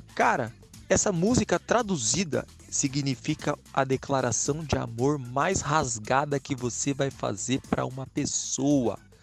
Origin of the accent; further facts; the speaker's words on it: Campinas, São Paulo, Brazil; na cidade vizinha de onde eu moro, eu sou de Campinas